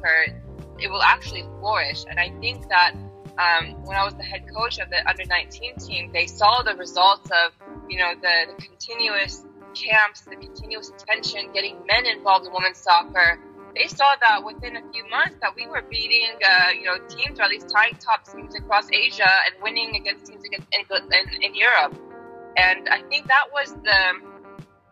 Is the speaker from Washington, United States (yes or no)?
no; Tulsa, Oklahoma, United States; moved away as an adult; also born or lived in Iran; from, you know, Tulsa, Oklahoma.